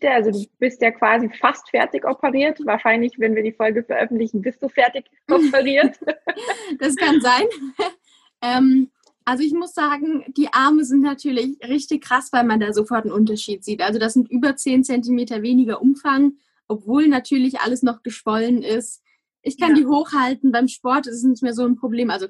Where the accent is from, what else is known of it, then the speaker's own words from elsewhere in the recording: Rhineland-Palatinate, Germany; ich komme aus dem Westerwald. Ich weiß nicht, ob das jemandem, der zuhört, was sagt ursprünglich. Also da wohnen meine Eltern. Es ist sehr bergig.